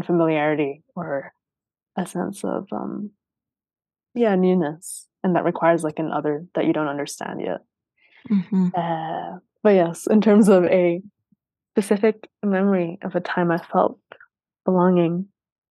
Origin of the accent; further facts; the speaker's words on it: Sweden; growing up in Sweden